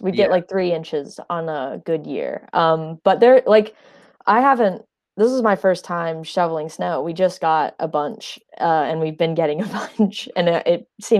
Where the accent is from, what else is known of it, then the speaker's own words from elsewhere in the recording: Signal Mountain, Tennessee, United States; moved away; I'm from, I say Chattanooga, Tennessee, but I'm technically from Signal Mountain, Tennessee.